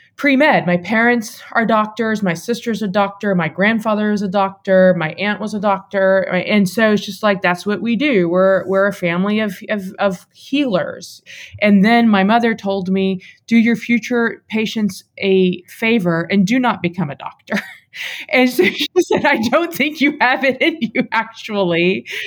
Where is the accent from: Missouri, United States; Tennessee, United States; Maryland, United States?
Tennessee, United States; Waverly; Southern woman who grew up in rural Tennessee